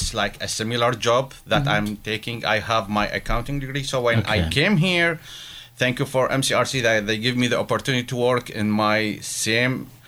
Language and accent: English; Baghdad, Baghdad Governorate, Iraq; moved away as an adult; now in Erie, United States; originally I am from Baghdad.